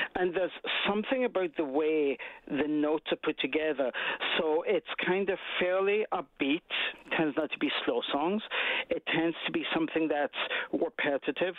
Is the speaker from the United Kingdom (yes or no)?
yes; Scotland, United Kingdom; now in Canada; I'm from Scotland